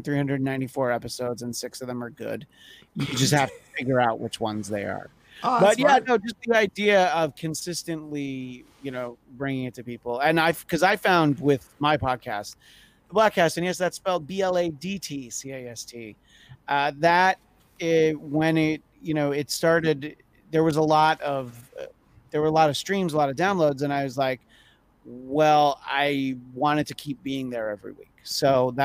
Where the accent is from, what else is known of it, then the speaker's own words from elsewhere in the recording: New York, United States; moved away; I grew up in New York in the rural suburbs